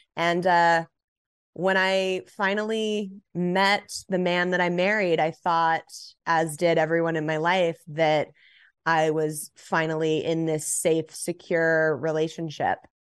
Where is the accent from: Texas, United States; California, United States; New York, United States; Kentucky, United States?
California, United States; Los Angeles; I grew up in Los Angeles, born and raised